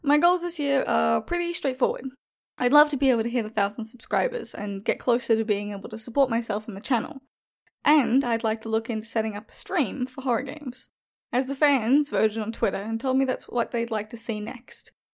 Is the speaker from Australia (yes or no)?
yes; Australia; Being Australian